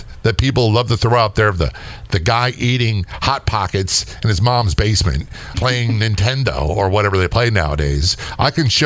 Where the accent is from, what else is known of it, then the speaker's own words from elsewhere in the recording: Southern Maryland, United States; also born or lived in Baltimore; I came from Southern Maryland.